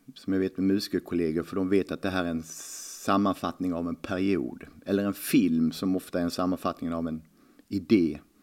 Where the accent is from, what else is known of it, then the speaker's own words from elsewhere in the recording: Lund, Skåne, Sweden; Jag började spela 79 i Lugi på handbollsleksskolan. Man tränade på Katedralskolan klockan åtta varje lördag morgon.